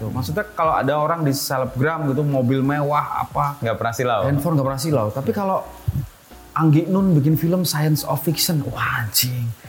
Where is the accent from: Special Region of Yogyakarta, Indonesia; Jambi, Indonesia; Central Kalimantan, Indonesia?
Special Region of Yogyakarta, Indonesia; Yogyakarta; Nah, tiap tahun di kampungku kereta api di Pengok itu, Blok F, Jogja